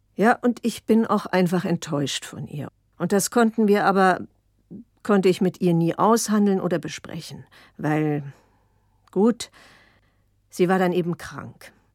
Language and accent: German; Berlin, Germany; also born or lived in Basel, Switzerland; deswegen bin ich ja auch in Basel geboren weil die gesagt hat, nichts wird hier weggemacht, das Kind kommt auf die Welt. Und hinterher, als wir dann nach Berlin zurückkamen